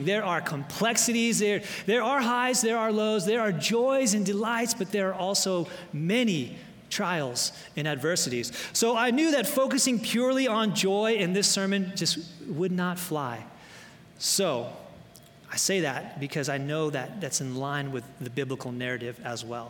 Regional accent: Loma Linda, California, United States; moved away; also born or lived in Florida / Michigan; my hometown of Loma Linda

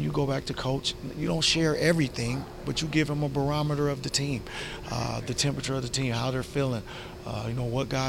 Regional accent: Seattle, Washington, United States; growing up in Seattle, a guy like Doug Christie from the neighborhood came back and kind of mentored everybody

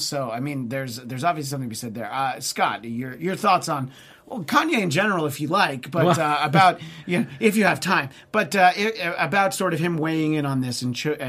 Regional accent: Canada; look, I'm Canadian.

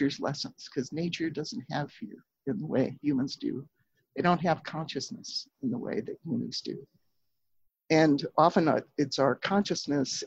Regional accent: Pennsylvania, United States; now in Minnesota, United States; I grew up in Pennsylvania

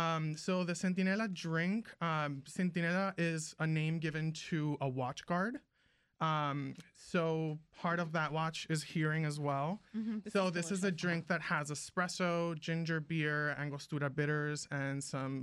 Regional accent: Venezuela; moved away; But I grew up in Venezuela.

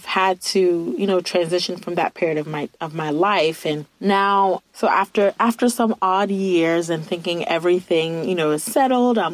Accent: Virginia, United States; moved away as an adult; now in Ohio, United States; I'm from Virginia, and I had to move from Virginia to Ohio

